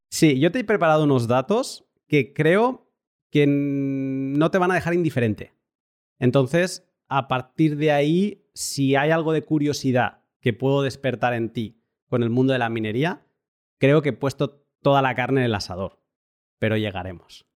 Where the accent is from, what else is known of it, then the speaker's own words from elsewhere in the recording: Barcelona, Catalonia, Spain; moved away; also born or lived in northern Europe; yo soy de Barcelona, pero me he ido a vivir al norte de Europa